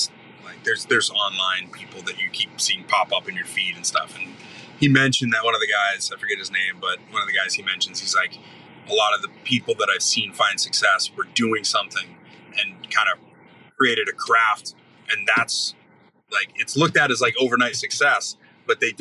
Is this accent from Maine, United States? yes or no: yes; Maine, United States; moved away as an adult; also born or lived in Ohio; I grew up in Maine, but I was in Ohio at the time